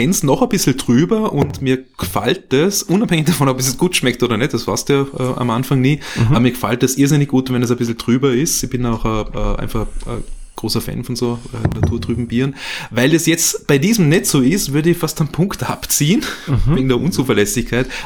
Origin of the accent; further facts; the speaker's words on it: Vorarlberg, Austria; now in Vienna, Austria; Ich komme äh, ursprünglich aus Vorarlberg, ja, also bin jetzt seit knapp 20 Jahren in Wien, bin in Vorarlberg aufgewachsen, in einer kleinen Gemeinde bei Feldkirch.